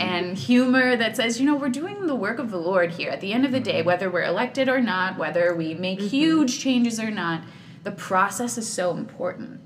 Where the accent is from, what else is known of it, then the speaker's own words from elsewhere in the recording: Katy, Texas, United States; I'm a hometown girl. I'm from Katy, born and mm-hmm. raised.